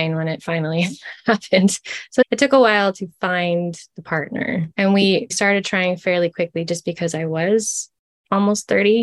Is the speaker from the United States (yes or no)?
no; Canada; I'm from Canada.